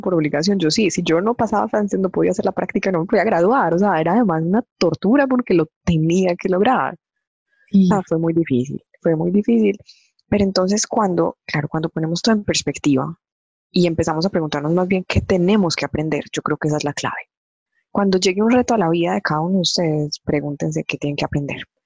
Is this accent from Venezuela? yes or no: no; Medellín, Antioquia, Colombia; now in Envigado, Colombia; Soy, soy de Medellín, obviamente, como pueden escucharlo, pero actualmente vivo en Envigada. Eh, digamos, tengo 32 años. Eh, yo estudié siempre aquí en Medellín